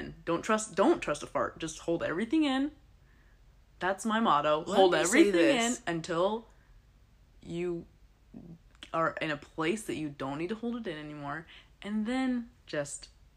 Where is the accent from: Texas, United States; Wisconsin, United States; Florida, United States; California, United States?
California, United States; Northern; moved away; we're from Northern California, and our extended family still lives there